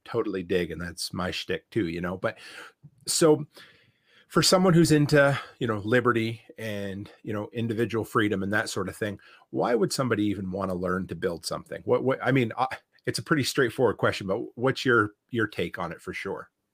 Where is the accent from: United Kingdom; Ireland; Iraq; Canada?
Canada; Nova Scotia; moved away; I grew up in Nova Scotia, and it's, uh, there is a very thick accent